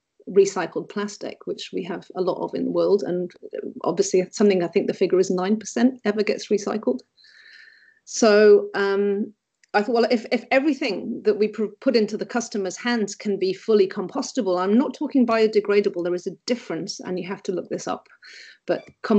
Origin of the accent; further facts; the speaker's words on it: England, United Kingdom; even the chips are, as in the crisps, I call them because being English